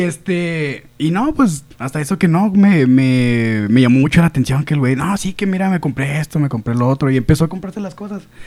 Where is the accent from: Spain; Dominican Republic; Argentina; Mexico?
Mexico; moved away; also born or lived in Las Aztecas; También soy aquí de la Mechoro Campo